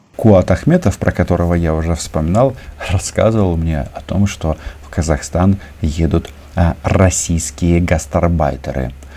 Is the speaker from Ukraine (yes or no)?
yes; Ukraine; мы, украинцы